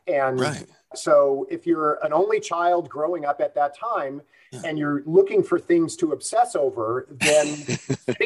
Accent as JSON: {"language": "English", "town": "Los Angeles", "region": "California", "country": "United States", "tie": "born or raised there", "said": "I grew up in the San Fernando Valley, the northeast part of it, where North Hollywood and Sun Valley kind of come together"}